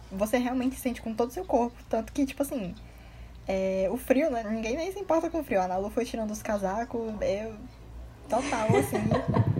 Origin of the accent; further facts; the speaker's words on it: Ceará, Brazil; Eu sou cearense, mas eu sou muito acostumada.